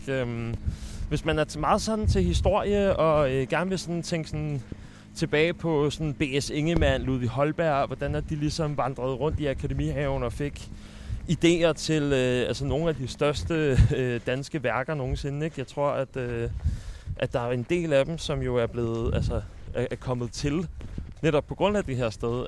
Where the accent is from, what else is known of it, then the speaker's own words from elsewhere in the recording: Sorø, Zealand, Denmark; moved away; also born or lived in Copenhagen; jeg er født i København, men jeg flyttede til Sorø i en alder af to år, så Al min folkeskoletid gik ud på, øh, noget, der hedder Frederiksberg Skole